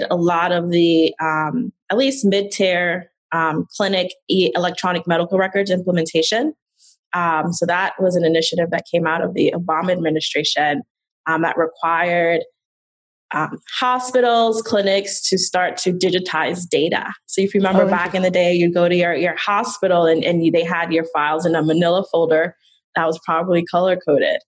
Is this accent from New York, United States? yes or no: yes; New York City, New York, United States; I grew up in the Bronx